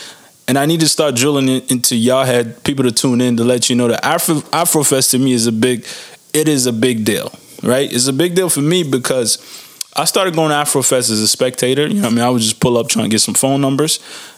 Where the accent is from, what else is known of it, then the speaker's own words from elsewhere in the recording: District of Columbia, United States; now in Toronto, Canada; Wizards, that is my hometown.